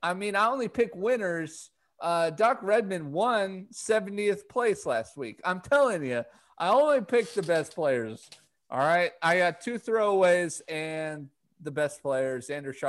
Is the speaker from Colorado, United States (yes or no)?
yes; Colorado, United States; I'm from Colorado